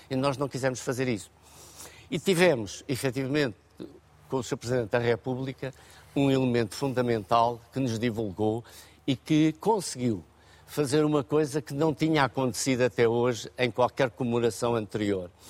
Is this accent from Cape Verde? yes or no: no; Portugal; é um feito que nos orgulha e que deve continuar a orgulhar-nos como portugueses